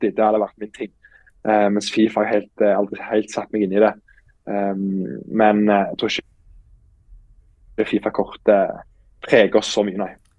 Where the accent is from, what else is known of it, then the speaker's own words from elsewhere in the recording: Stavanger, Rogaland, Norway; moved away as an adult; now in Iceland; er jo født og oppvokst på Eiganes